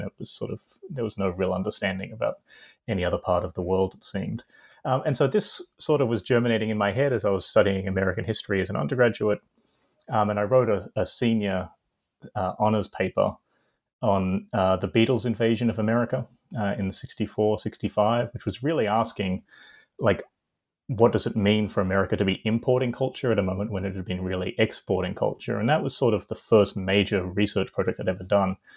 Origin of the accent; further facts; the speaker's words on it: Australia; I grew up in Australia um, and did my undergraduate studies there